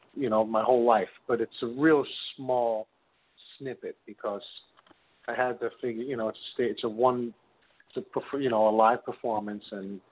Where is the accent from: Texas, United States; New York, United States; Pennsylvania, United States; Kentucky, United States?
New York, United States; I'm from New York, currently living in Jackson Heights